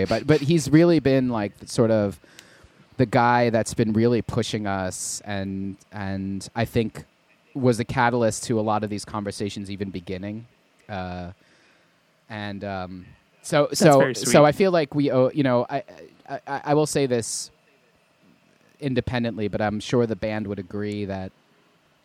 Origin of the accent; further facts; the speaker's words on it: New York City, New York, United States; also born or lived in London; I was born and raised in Queens, New York